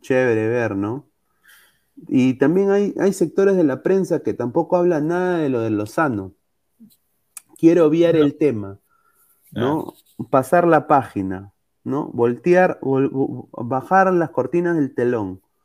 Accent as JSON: {"language": "Spanish", "country": "Peru"}